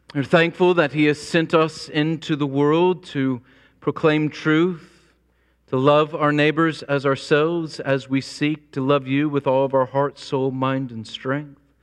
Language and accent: English; United States; I'm an American.